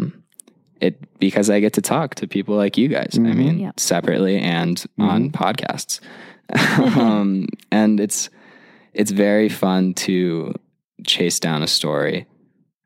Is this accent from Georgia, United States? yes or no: yes; Atlanta, Georgia, United States; moved away as an adult; also born or lived in Hanover, New Hampshire; now in Mammoth Lakes, United States; I grew up in Atlanta, Georgia